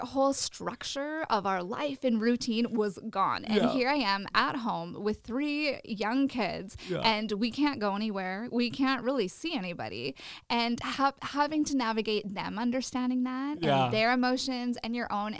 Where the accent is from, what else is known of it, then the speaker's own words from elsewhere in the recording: Regina, Saskatchewan, Canada; I was born and raised in Regina